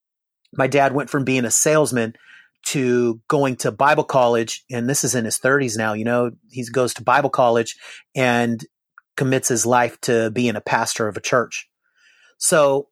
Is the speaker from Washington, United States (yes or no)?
yes; Seattle, Washington, United States; moved away as an adult; also born or lived in Bakersfield, California / San Diego, California; now in Oklahoma, United States; I was raised in Seattle